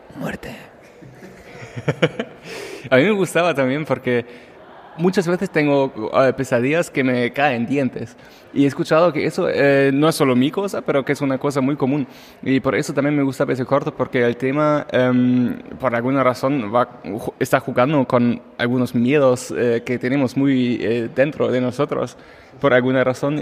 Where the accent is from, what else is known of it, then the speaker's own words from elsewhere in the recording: Germany; Spanish is a second language; moved away; yo como alemán